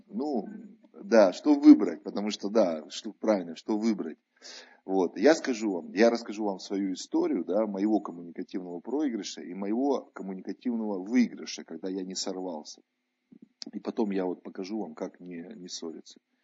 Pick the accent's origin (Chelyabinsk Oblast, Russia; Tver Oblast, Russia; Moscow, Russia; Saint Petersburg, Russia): Tver Oblast, Russia; moved away; они там у меня на родине, в Тверской области живут